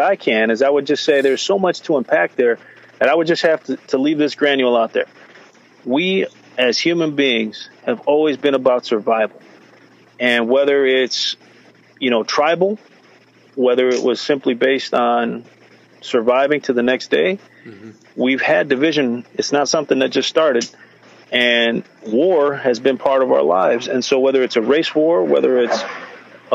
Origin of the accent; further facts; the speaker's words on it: United States; I'm an American.